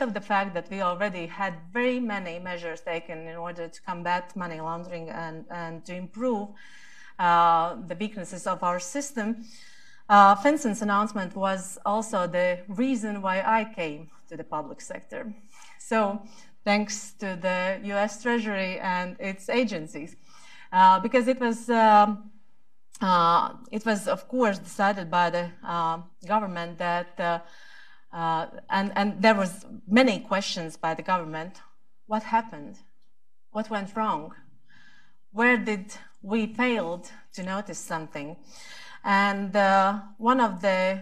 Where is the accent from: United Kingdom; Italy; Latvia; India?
Latvia